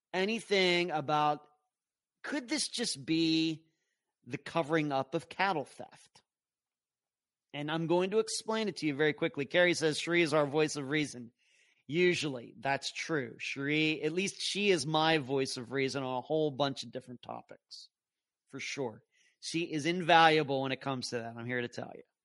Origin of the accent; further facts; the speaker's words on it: Pennsylvania, United States; growing up in Pennsylvania, our backyard butted up against the cow pasture